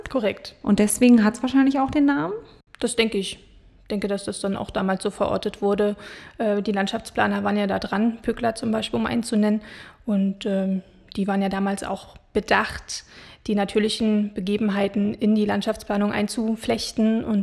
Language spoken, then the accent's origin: German; Potsdam, Brandenburg, Germany; born there; Ich bin in Babelsberg geboren und fühle mich extrem verbunden mit diesem Stadtteil und wohne jetzt auch wieder dort.